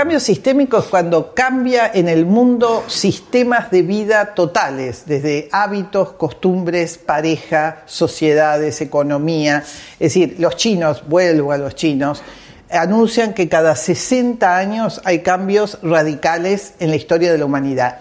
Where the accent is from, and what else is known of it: Parque Leloir, Buenos Aires Province, Argentina; born or raised there